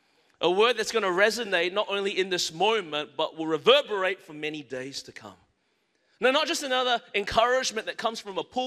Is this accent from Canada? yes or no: no; Melbourne, Victoria, Australia; now in Anderson, United States; I was born and raised in Melbourne, Australia. That's the reason my voice is this way. My mother and father are Malaysian Chinese.